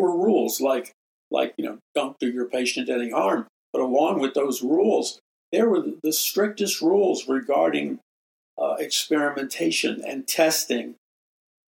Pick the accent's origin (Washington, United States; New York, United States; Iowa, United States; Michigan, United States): New York, United States; New York City; in New York City where I grew up